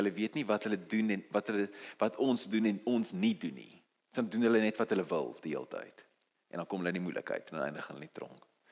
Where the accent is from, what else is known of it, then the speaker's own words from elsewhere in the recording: South Africa; Ons is Afrikaners. Ons is nie Engels nie.